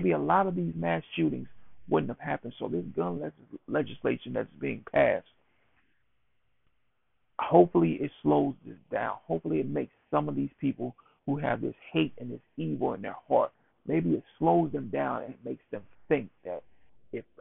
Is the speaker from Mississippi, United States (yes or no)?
yes; Buckatunna, Mississippi, United States; I am, of course, born and raised in Mississippi, Bucketton, Mississippi, which is in Wayne County.